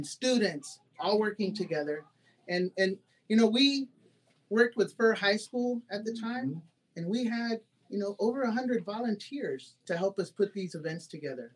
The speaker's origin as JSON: {"language": "English", "town": "Houston", "region": "Texas", "country": "United States", "also_born_or_lived": "Austin, Texas"}